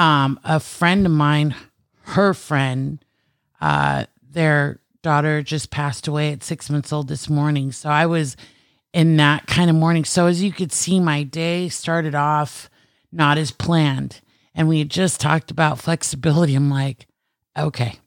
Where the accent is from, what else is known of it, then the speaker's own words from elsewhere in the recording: California, United States; I am native Californian